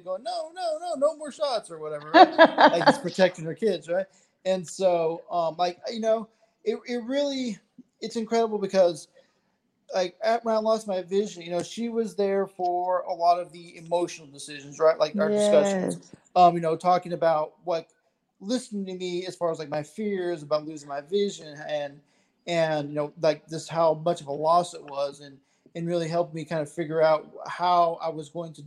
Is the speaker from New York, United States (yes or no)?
no; Texas, United States; I'm from Texas as well as y'all